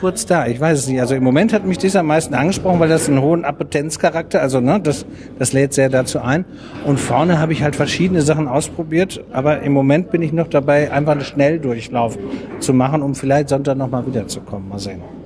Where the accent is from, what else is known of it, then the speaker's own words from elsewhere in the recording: Dortmund, North Rhine-Westphalia, Germany; Wir kommen aus Dortmund